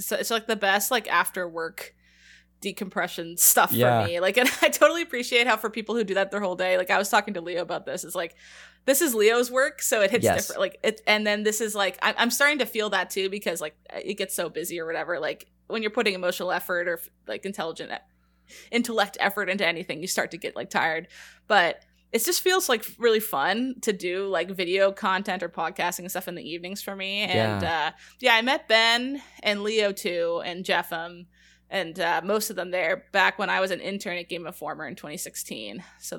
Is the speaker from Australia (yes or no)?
no; Canada; It's because we're British, like Canada's weird. We have weird British histories and stuff